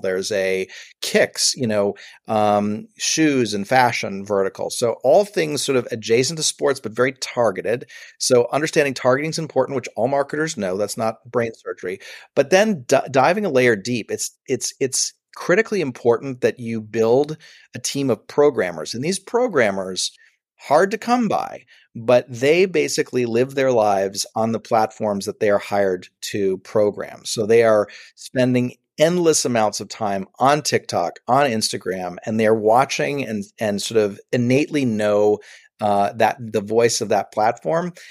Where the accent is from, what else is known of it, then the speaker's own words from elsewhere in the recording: Buffalo, New York, United States; moved away as an adult; also born or lived in Los Angeles; I'm a kid from Buffalo, New York